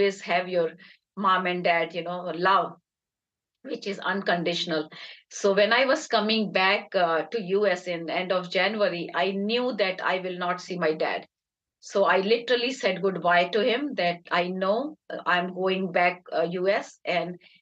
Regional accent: Agra, Uttar Pradesh, India; moved away; We are from Dialbagh, India, which is in Agra. And my parents were from there. My grandparents were from there.

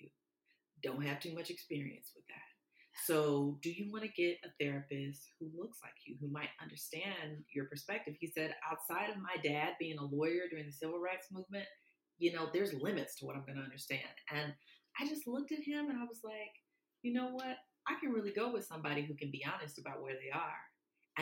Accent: Mobile, Alabama, United States; moved away; also born or lived in Atlanta; from Mobile, Alabama

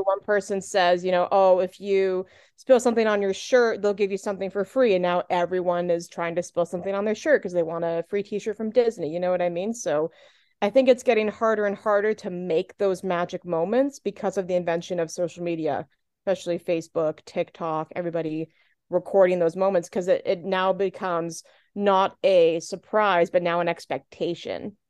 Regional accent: Canada; also born or lived in Southern Ontario; I am Canadian

